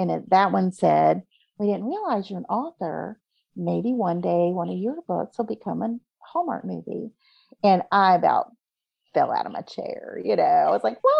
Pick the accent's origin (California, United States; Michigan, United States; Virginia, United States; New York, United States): Virginia, United States; Virginia Beach; also born or lived in North Carolina / Patrick Springs, Virginia; I was born and raised in Virginia Beach with Norfolk and Oceana.